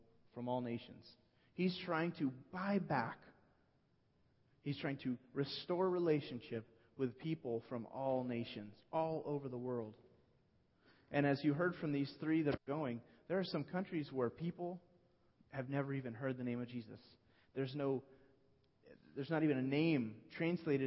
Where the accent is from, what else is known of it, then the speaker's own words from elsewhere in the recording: United States; as American